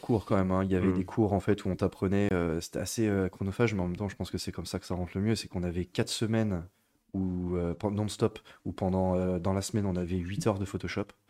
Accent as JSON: {"language": "French", "town": "Niort", "region": "Nouvelle-Aquitaine", "country": "France", "tie": "born or raised there", "also_born_or_lived": "Bordeaux", "said": "je suis né à Niort, j'ai grandi à Niort"}